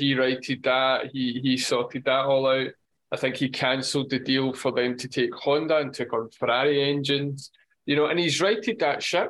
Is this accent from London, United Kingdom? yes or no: no; Scotland, United Kingdom; as a Scotsman